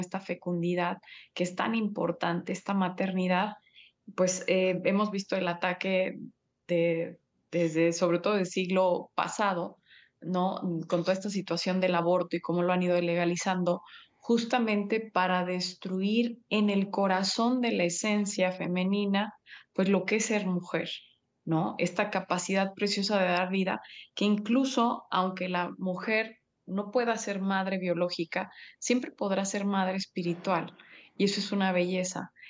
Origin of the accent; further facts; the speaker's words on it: Mexico; tú y yo somos mexicanos